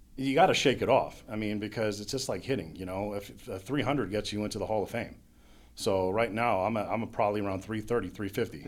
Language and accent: English; Monterey, California, United States; also born or lived in New York; now in Pittsburgh, United States; I grew up in Monterey, California, or Monterey mm-hmm. County, California, and then I found my way out here about 14 years ago